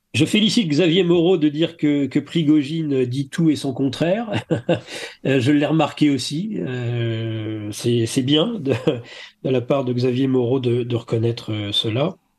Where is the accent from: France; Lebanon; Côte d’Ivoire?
France; je suis français de longue date.